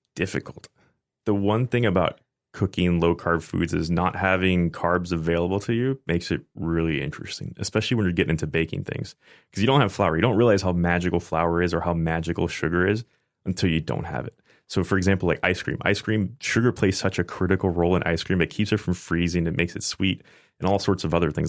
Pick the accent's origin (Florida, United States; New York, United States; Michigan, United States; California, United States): Florida, United States; Tampa; also born or lived in Oldsmar, Florida; I basically grew up in Tampa